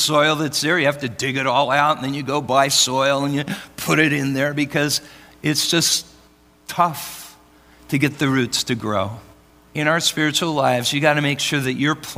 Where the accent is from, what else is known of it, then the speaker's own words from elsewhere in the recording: Oregon, United States; now in Arizona, United States; I'm from Oregon